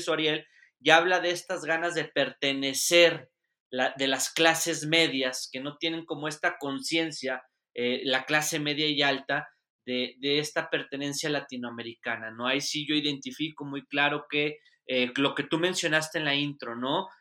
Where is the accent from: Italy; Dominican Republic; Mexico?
Mexico; also born or lived in Spain; acá en mi país